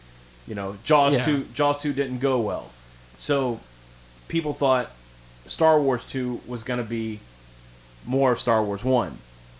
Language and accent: English; Amble, North East England, United Kingdom; Okay, well, I'm from Amble, so...